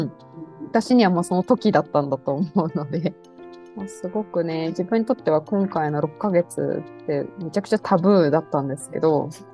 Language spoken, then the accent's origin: Japanese; Narita, Chiba, Japan; moved away; 私千葉県の成田の出身